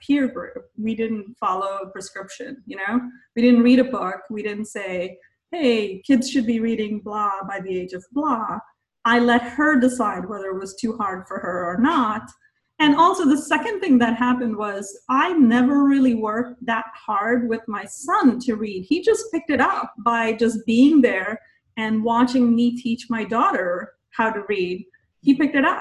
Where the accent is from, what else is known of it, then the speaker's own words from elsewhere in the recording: India; moved away as an adult; now in United States; I grew up in India